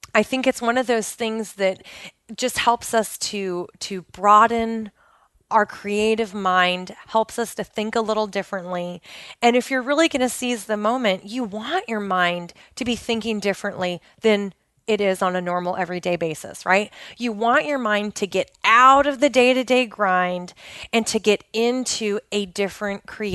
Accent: Pacific Northwest, United States; I grew up in the Pacific Northwest of the United States

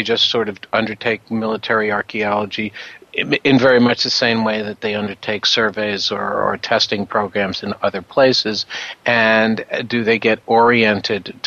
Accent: New York, United States; I'm from New York

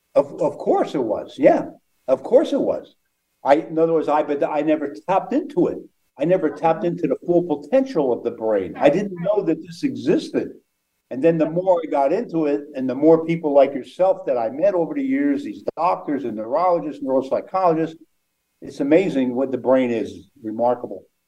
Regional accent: outside of Philadelphia, Pennsylvania, United States; growing up outside of Philadelphia

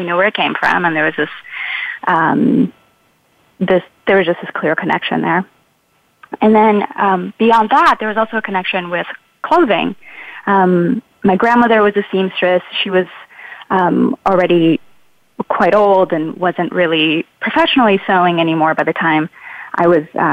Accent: Brazil; now in Oakland, United States; I grew up in Brazil in the 80s

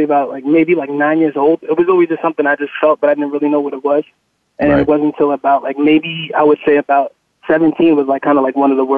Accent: New York City, New York, United States; I'm from Staten Island, New York

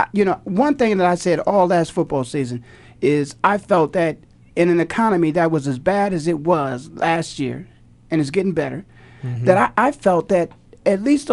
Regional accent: Canton, Ohio, United States; I'm from Canton

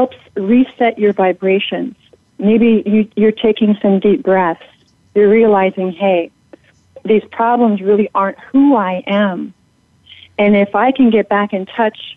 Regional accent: Oregon, United States; I was born in Oregon

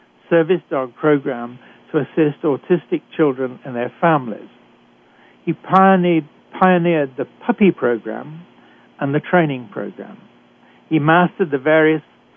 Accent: United Kingdom; accent: British; moved away; I'm a physician trained in Britain, as you can tell from my accent

